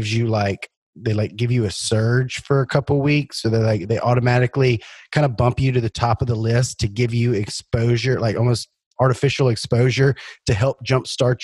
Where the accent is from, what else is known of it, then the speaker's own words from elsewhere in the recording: Louisiana, United States; I'm from Louisiana